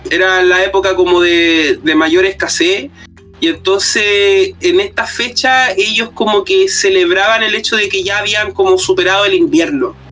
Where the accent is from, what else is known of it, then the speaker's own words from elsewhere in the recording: Cartagena, Valparaíso, Chile; Me acuerdo mucho en la infancia haber ido a buscar pino, haber ido a cortar pino de niño, cuando en Cartagena todavía quedaba bosque